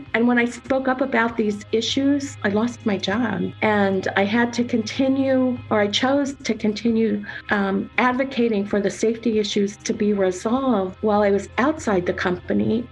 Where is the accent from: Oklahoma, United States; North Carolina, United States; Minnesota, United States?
North Carolina, United States; also born or lived in Pennsylvania / New Jersey; now in Pennsylvania and New Jersey, United States; Grew up in North Carolina and I've always lived on the east coast for the most part